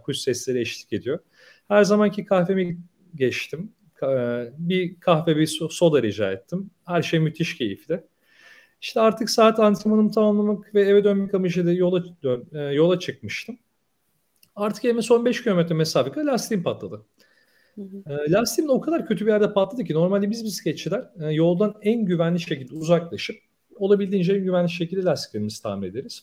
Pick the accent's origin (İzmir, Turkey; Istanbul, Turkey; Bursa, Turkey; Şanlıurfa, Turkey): Bursa, Turkey; 29 e, Ekim 1985 Bursa doğumluyum